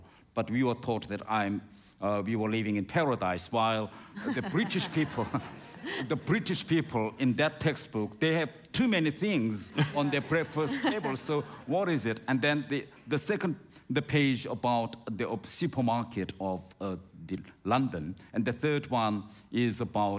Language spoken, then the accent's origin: English; North Korea; So the North Korean population are divided into three main classes. The first one is called core class, to which I belonged.